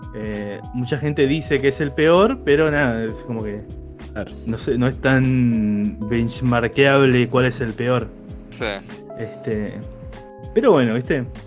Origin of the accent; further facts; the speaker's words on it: Argentina; a Peña, que es mi pueblo